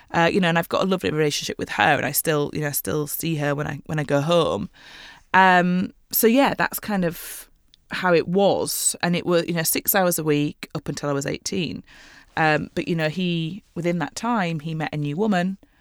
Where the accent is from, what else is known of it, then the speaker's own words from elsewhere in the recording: Leeds, Yorkshire and the Humber, United Kingdom; now in London, United Kingdom; to Leeds, to my hometown